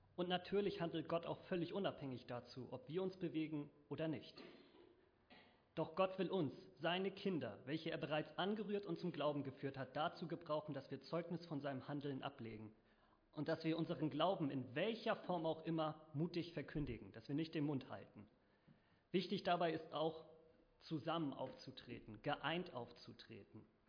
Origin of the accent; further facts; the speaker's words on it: Northern Germany, Germany; bei uns in Norddeutschland